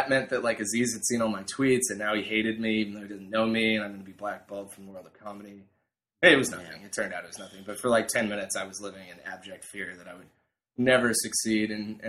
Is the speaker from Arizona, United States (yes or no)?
no; Wisconsin, United States; moved away; I grew up in Wisconsin, a very lovely place. It's very cold in the winter, obviously.